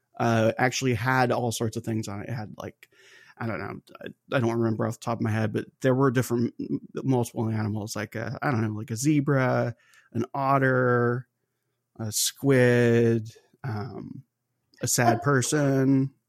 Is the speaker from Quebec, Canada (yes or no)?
yes; Charlemagne, Quebec, Canada; That's right. So I'm French Canadian.